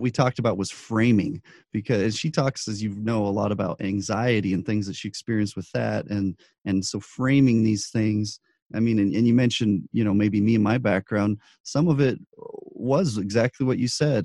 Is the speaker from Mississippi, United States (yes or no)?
no; Albuquerque, New Mexico, United States; I grew up in Albuquerque